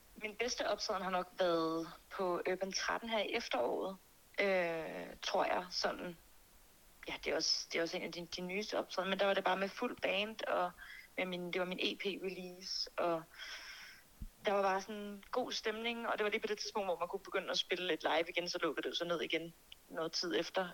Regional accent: Birkerød, Capital Region of Denmark, Denmark; Mandsjøskoven i Birkerød, hvor jeg er fra

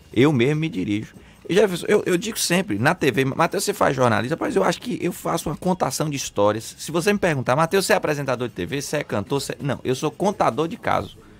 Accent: Guanambi, Bahia, Brazil; moved away; o menino lá de Guanambi. Eu brinco no espetáculo, nascido e criado na, no sítio Lagoa dos Patos

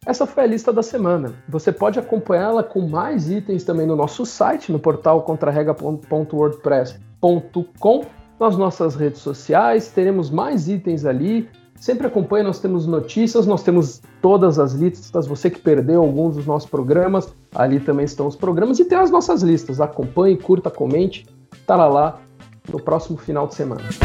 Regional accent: São Caetano do Sul, São Paulo, Brazil; Eu nasci em São Caetano do Sul, ah. a melhor cidade do Brasil.

